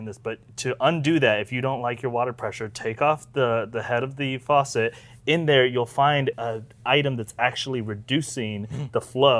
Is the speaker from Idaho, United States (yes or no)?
no; Florida, United States; now in Los Angeles, United States; We're from Florida